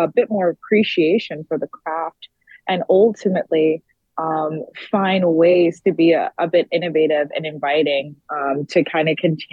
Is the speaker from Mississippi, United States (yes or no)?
no; New York City, New York, United States; now in Washington, D.C., United States; I grew up in the Bronx and I live in D.C. currently